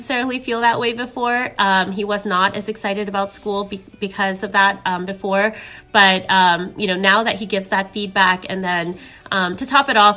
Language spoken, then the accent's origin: English; New Jersey, United States; also born or lived in Kentucky; now in Mason, United States; I was born in the United States as well, and I really feel growing up over here, I grew up in New Jersey